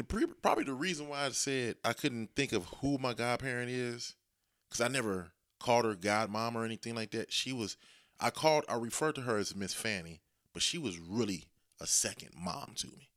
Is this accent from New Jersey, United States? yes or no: no; Dayton, Ohio, United States; born or raised there